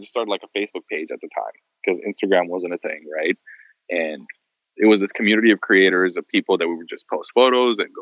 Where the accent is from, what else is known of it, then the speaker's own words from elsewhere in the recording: Beirut, Beirut Governorate, Lebanon; moved away as an adult; also born or lived in United States; now in Los Angeles, United States; I was born in the US, but then when I was like five, my family moved to Beirut, Lebanon. I was raised actually in the Middle East